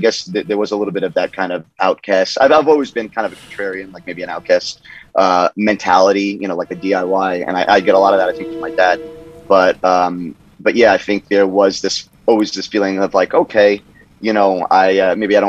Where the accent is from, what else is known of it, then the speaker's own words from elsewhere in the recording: Monmouth County, New Jersey, United States; also born or lived in Brooklyn, New York; I grew up in Central Jersey, like Monmouth County